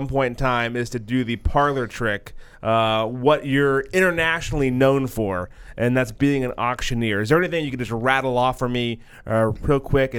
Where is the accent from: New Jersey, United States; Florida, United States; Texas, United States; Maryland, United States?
Texas, United States; East; because I'm from East Texas.